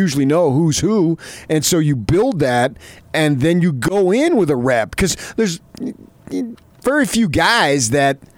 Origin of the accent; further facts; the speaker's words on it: New Jersey, United States; I grew up in Jersey, a hardcore Ute fan